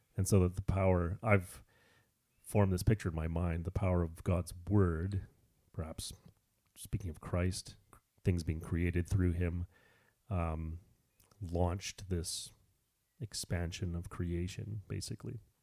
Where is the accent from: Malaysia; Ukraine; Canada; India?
Canada; I'm Canadian